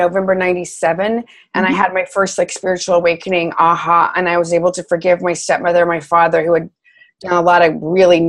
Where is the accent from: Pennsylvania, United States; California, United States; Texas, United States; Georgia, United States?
Texas, United States; moved away; also born or lived in New York City; We're both from Texas